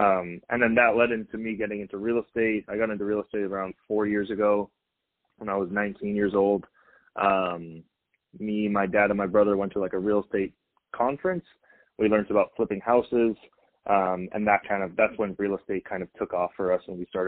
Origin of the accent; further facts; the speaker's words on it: Canada; now in United States; we came from Canada in 2000. So my dad kind of had to hold a job in order for us to get citizenship here.